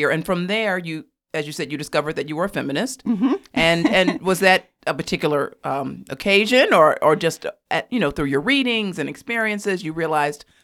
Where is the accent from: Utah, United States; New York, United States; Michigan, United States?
Michigan, United States; Ann Arbor; now in Chicago, United States; Well, I was born in Ann Arbor, Michigan